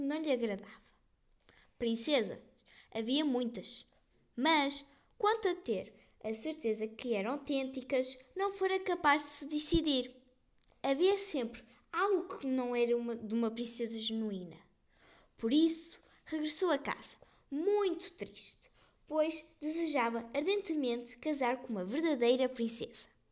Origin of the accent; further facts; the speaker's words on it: Portugal; also born or lived in Ermesinde; Sou portuguesa